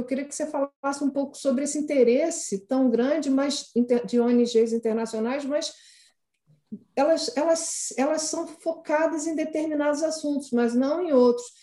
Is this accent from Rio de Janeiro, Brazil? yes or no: yes; Rio de Janeiro, Brazil; eu que sou do Rio, eu sempre convivi com aquelas línguas, línguas negras